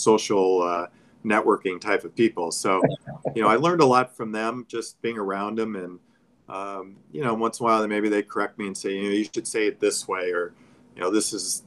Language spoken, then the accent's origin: English; Oxnard, California, United States; I grew up in Oxnard and, you know, a small place